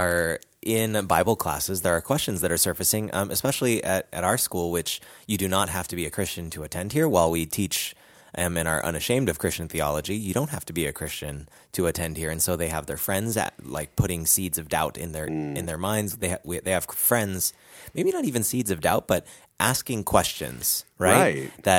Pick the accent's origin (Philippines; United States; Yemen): Philippines; I'm Filipino.